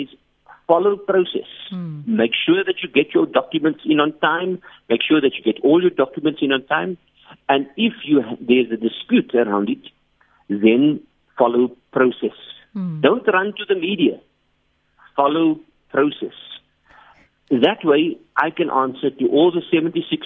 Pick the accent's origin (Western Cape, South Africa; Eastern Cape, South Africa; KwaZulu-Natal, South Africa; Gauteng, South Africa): Eastern Cape, South Africa; Port Elizabeth; moved away as an adult; now in Johannesburg, South Africa; I'm from Port Elizabeth